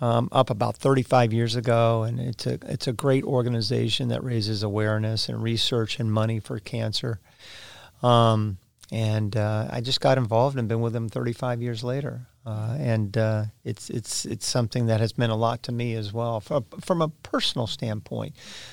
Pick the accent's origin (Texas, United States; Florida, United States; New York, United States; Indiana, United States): Florida, United States; Well, I was born and raised in Florida, Kim. I'm a third-generation Floridian and literally learned how to swim before I learned how to walk.